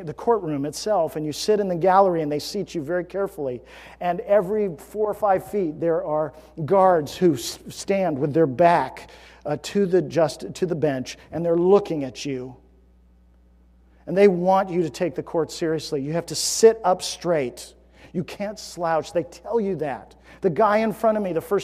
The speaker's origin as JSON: {"language": "English", "country": "United States", "tie": "born or raised there", "said": "I live in the United States, that I was born in the United States"}